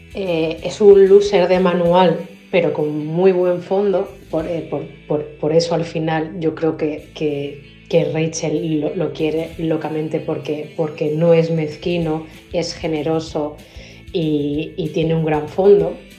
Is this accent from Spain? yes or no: yes; Madrid, Community of Madrid, Spain; soy de Madrid, España.